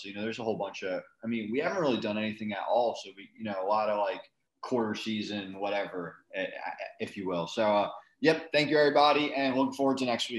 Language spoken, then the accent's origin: English; United States; we're from New York and New Jersey